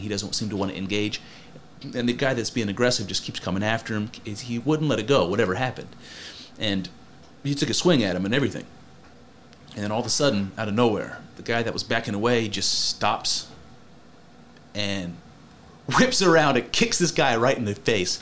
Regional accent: United States

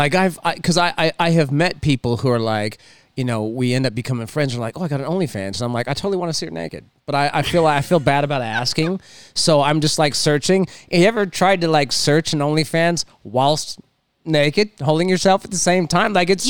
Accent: Palos Verdes, California, United States; I'm from I grew up in PV

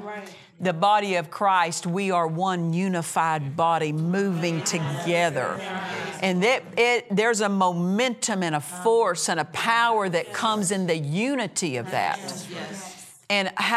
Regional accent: Oklahoma, United States; moved away as an adult; I moved away from Oklahoma. I was raised in Oklahoma. I moved away from home when I was 17.

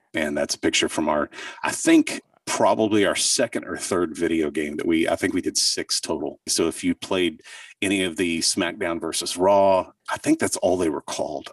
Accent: southern Oklahoma, United States; I grew up in southern Oklahoma

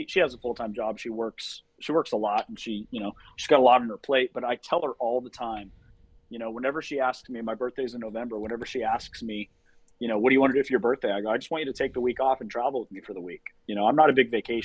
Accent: California, United States; I grew up in California where fall is just like, you know, summer light

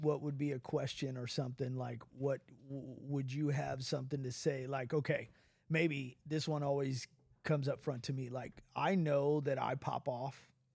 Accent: United States; As an American

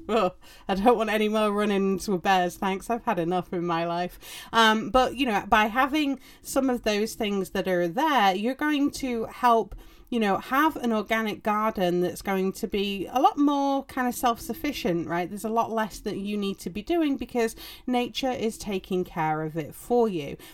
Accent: England, United Kingdom; or as we know them in England

